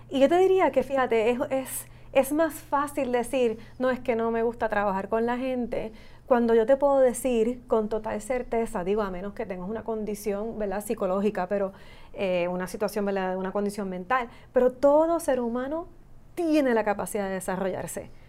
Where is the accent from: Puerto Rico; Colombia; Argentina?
Puerto Rico